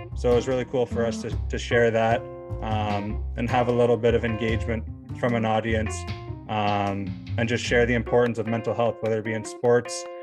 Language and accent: English; Canada; moved away as an adult; a kid growing up in Canada